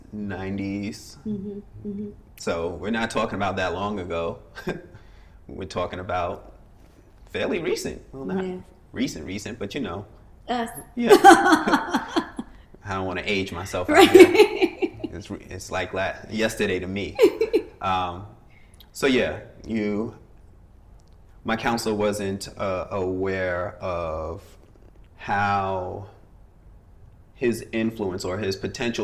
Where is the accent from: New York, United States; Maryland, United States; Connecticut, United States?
New York, United States; moved away as an adult; also born or lived in Fairfax, Virginia; living in New York